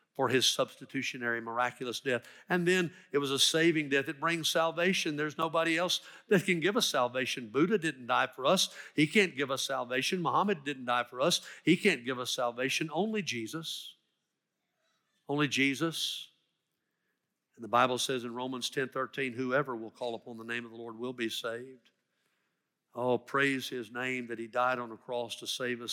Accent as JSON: {"language": "English", "town": "Dyersburg", "region": "Tennessee", "country": "United States", "tie": "born or raised there", "moved": "yes", "said": "I love my hometown. I went to school there, K through twelve"}